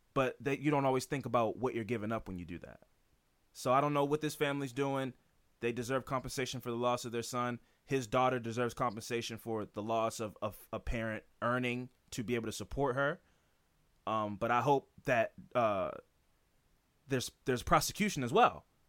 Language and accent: English; United States; I'm an American